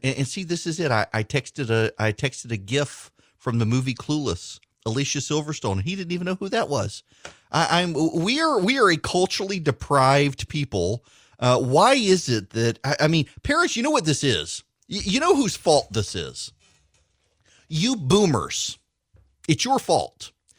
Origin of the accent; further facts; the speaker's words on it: Dubai, United Arab Emirates; Yes, we grew up in Dubai. My parents were in Abu Dhabi.